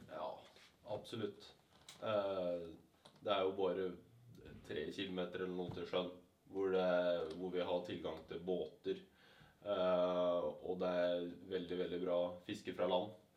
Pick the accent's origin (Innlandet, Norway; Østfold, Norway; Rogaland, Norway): Østfold, Norway; Mysen; Jeg kom fra Mysen, som ligger i Østfold